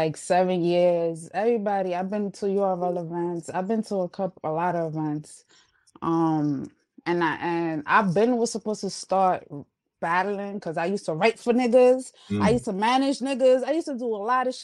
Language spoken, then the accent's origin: English; New York City, New York, United States; accent: New York; also born or lived in Uptown Manhattan; My parents are Honduran, but I was born and raised in the Bronx